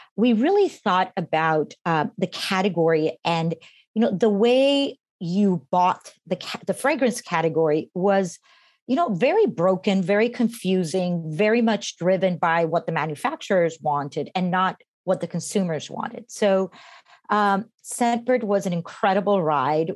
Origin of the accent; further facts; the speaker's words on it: Costa Rica; moved away as an adult; now in United States; I was born and raised in Costa Rica and came when I was 18 to the States